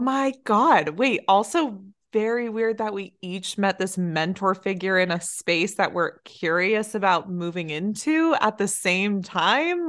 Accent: Silicon Valley, California, United States; moved away; we're from Silicon Valley

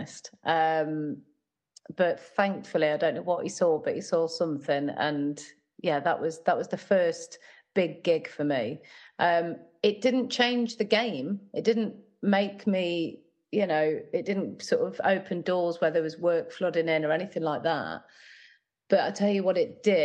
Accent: Nottingham, East Midlands, United Kingdom; I grew up in Nottingham, where I still live

